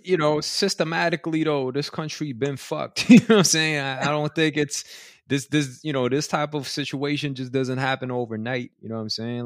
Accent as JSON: {"language": "English", "town": "New York City", "region": "New York", "country": "United States", "tie": "born or raised there", "said": "I grew up in Elmhurst in Queens"}